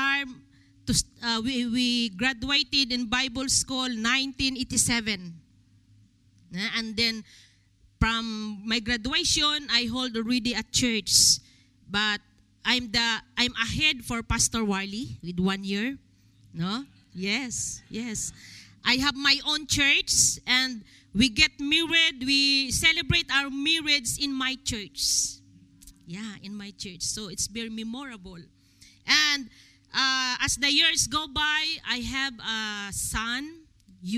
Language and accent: English; Philippines; It's a great pleasure for me as Filipino